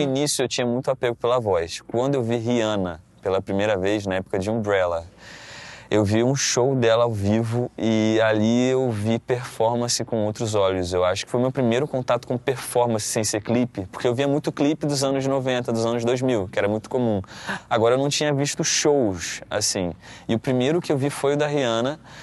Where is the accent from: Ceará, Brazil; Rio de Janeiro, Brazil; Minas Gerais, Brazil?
Rio de Janeiro, Brazil; Paracambi; Eu sou de Paracambi, Paracambi, uma cidade, a última cidade da Baixada Fluminense do Rio.